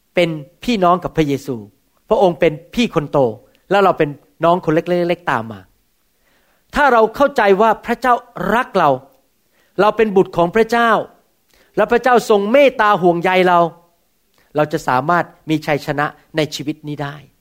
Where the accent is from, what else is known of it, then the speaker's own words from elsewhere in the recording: Thailand; ผมเป็นคนไทยเหมือนกัน